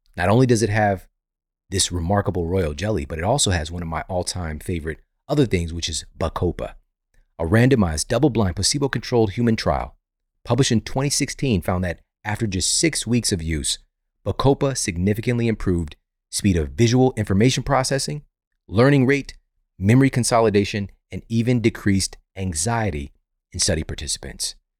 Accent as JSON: {"language": "English", "region": "Missouri", "country": "United States", "said": "I'm from Missouri. You know it's coming from the Show Me State"}